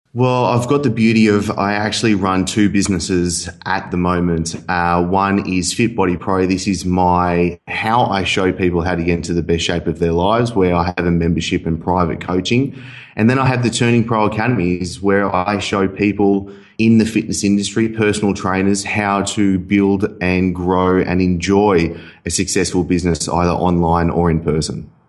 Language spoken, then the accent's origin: English; Sydney, New South Wales, Australia; moved away as an adult; also born or lived in Dubai; now in Bali, Indonesia; I was from Sydney. I moved to Dubai, lived in Dubai for a year and a half